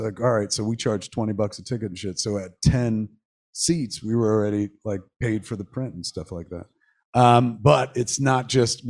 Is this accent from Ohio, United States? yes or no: no; Atlantic Highlands, New Jersey, United States; Highlands, which is my hometown where I grew up